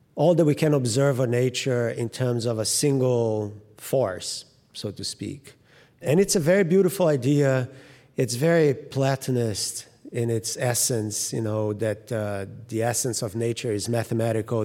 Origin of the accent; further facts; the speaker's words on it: Rio de Janeiro, Brazil; moved away; I grew up in Rio in particular, and right in front of the ocean